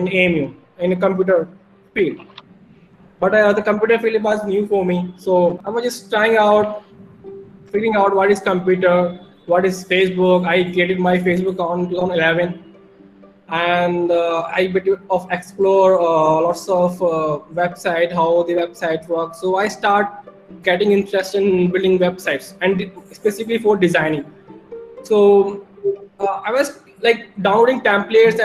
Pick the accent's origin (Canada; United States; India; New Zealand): India; Uttar Pradesh; English is a second language; I'm from India, and in India, in UP.